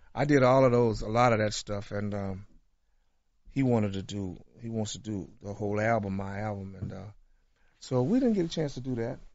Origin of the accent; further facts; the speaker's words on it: Tulsa, Oklahoma, United States; my hometown